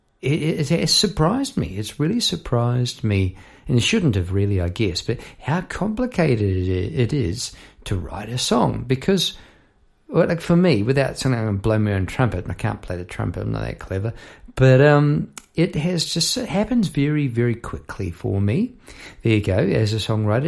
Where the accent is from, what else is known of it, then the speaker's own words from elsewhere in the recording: Palmerston North, Manawatū-Whanganui, New Zealand; now in Melbourne, Australia; I am from New Zealand, from Palmerston North New Zealand